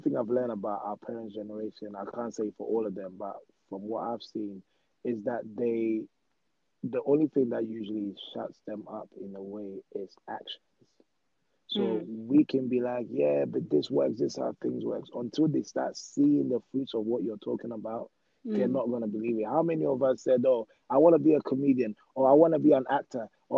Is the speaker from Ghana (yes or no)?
yes; Ghana; also born or lived in Peckham, London; now in United Kingdom; I grew up in Ghana